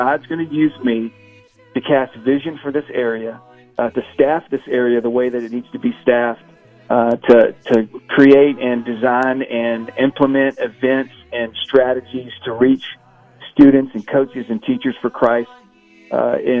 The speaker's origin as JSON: {"language": "English", "region": "Texas", "country": "United States", "tie": "born or raised there", "also_born_or_lived": "Oklahoma / Tennessee", "moved": "as an adult", "lives_now": "Florida, United States", "said": "I grew up in Texas, in FCA"}